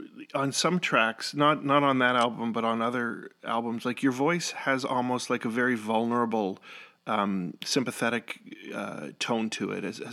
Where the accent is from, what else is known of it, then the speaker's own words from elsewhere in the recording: Canada; also born or lived in Ottawa, Canada; now in United States; Ottawa, Canada. I'm originally Canadian, and then we moved to the States.